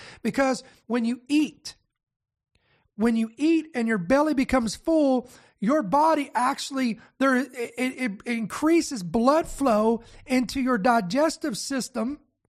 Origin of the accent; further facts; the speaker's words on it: United States; I am American